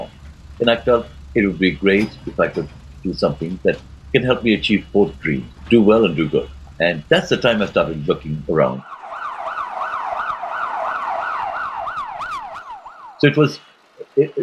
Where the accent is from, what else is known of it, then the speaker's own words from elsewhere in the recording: Karachi, Sindh, Pakistan; moved away as an adult; also born or lived in Bournemouth / London; I was growing up in Karachi, in Pakistan